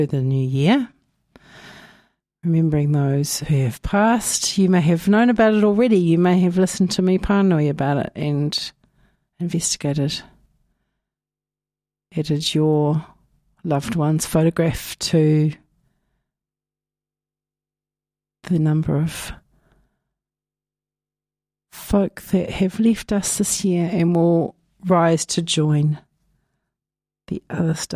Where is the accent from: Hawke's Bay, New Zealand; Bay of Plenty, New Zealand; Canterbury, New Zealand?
Hawke's Bay, New Zealand; Napier; now in Dunedin, New Zealand; My hometown of Ahuriri is flooded again